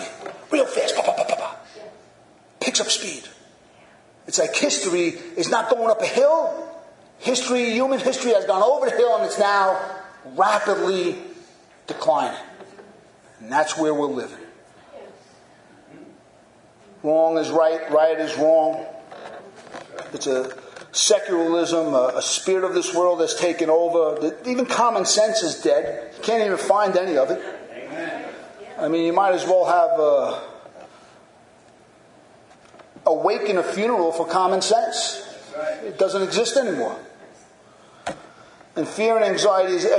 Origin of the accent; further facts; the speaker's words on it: United States; As American Christians